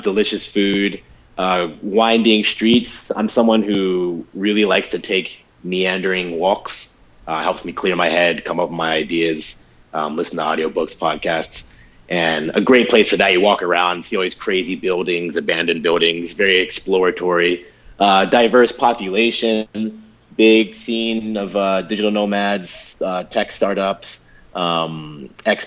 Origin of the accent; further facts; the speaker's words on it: United States; I'm speaking just as an American